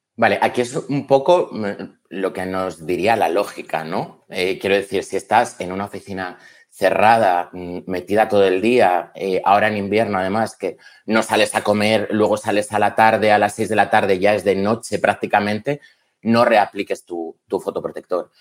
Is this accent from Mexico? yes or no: no; León, Castile and León, Spain; Soy de León